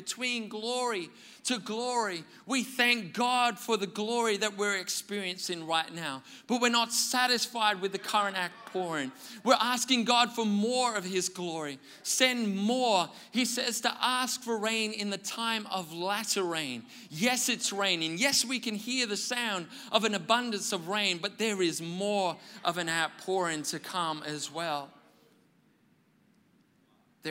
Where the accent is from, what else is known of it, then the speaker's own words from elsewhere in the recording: Wales, United Kingdom; I grew up in Wales in the UK